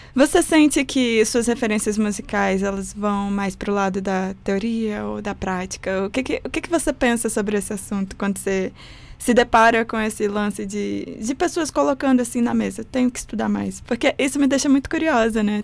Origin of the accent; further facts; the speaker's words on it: Riacho Fundo I, Federal District, Brazil; Eu sou do Riacho Fundo 1